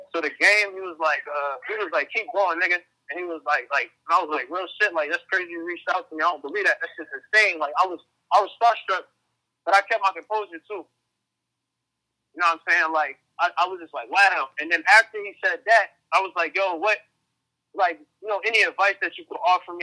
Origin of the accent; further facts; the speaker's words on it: New Jersey, United States; now in Philadelphia, United States; I'm originally from Jersey